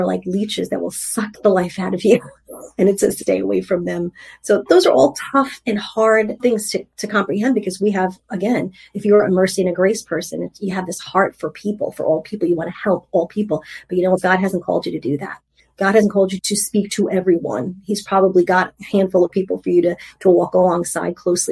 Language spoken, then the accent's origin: English; New York, United States; I'm from New York. New Yorkers are sarcastic.